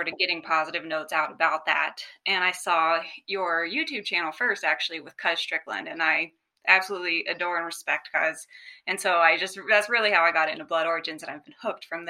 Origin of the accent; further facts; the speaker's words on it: Ohio, United States; now in North Dakota, United States; I live in North Dakota, but I'm from Ohio originally.